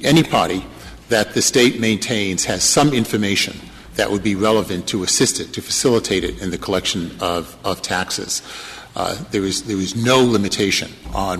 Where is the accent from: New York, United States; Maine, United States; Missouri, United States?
Maine, United States; My home state of Maine